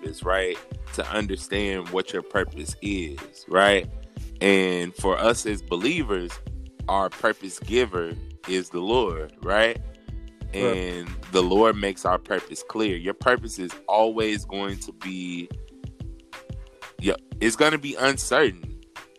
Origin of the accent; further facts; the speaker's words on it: Chicago, Illinois, United States; I'm from Chicago, Illinois